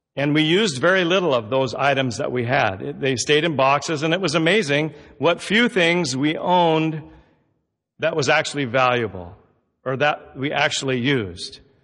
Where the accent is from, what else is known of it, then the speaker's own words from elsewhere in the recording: Southern Oregon, United States; also born or lived in Roseburg; Growing up in Southern Oregon, we, it's an agricultural area